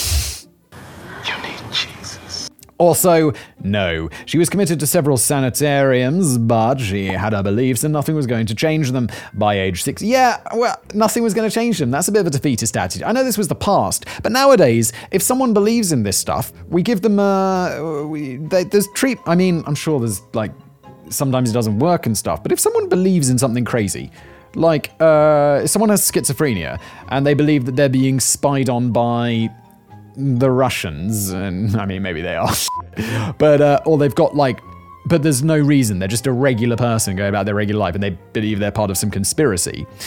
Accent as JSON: {"language": "English", "country": "United Kingdom", "said": "as a British person"}